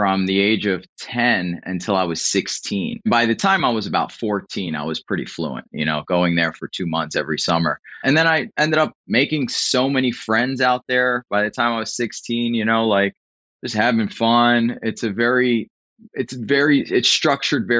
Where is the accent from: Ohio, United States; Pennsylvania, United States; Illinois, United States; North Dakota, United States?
Pennsylvania, United States; Philadelphia; moved away as an adult; now in Florida, United States; born and raised in Philly, man, born and raised in South Philadelphia